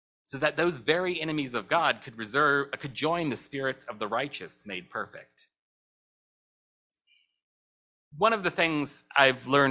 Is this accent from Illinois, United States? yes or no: no; St. Louis, Missouri, United States; my hometown of St. Louis